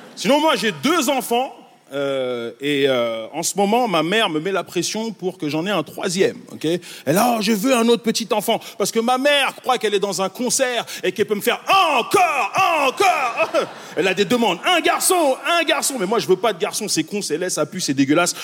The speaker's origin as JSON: {"language": "French", "town": "Montreal", "region": "Quebec", "country": "Canada", "also_born_or_lived": "Congo", "said": "Moi, je viens de Montréal."}